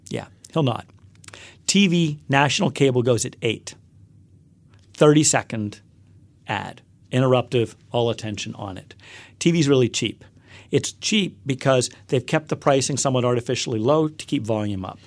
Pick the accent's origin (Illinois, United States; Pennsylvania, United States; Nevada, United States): Pennsylvania, United States; Western; also born or lived in Upper West Side, Manhattan, New York; now in New York, United States; I grew up in a small coal town in Western Pennsylvania